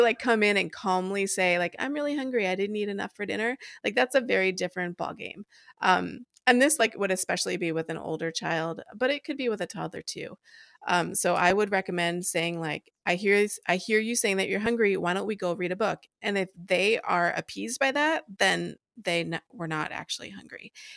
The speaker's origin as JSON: {"language": "English", "region": "East Coast", "country": "United States", "tie": "born or raised there", "moved": "as an adult", "lives_now": "Des Moines, Iowa, United States", "said": "I grew up on the East Coast and moved here about ten years ago"}